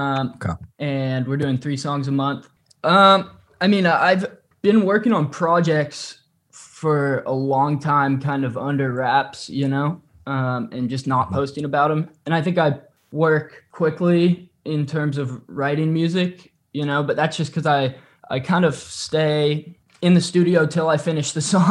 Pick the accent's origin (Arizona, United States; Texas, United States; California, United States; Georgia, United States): California, United States; I grew up in California. I'm a California boy.